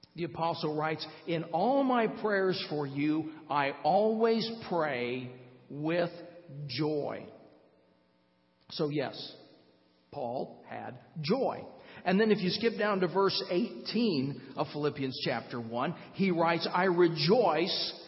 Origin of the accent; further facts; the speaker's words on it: Fort Wayne, Indiana, United States; moved away; Donna and I live in Fort Wayne. We moved back to my hometown just over six years ago